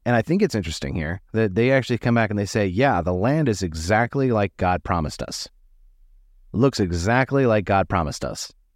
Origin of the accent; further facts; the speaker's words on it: United States; American Christians